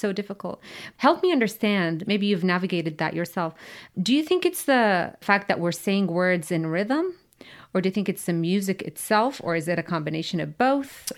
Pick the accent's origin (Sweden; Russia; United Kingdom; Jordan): Jordan; Amman, Amman Governorate; now in United States; I grew up in Amman, which is a capital city